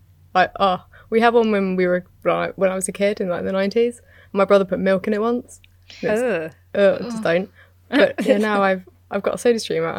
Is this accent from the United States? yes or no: no; United Kingdom; I'm British.